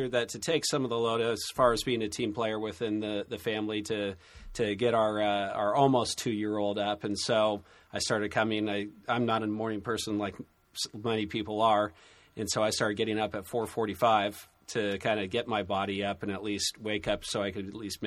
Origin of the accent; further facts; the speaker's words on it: San Diego, California, United States; moved away as an adult; now in Santa Barbara, United States; I was born and raised in San Diego and North County area, Del Mar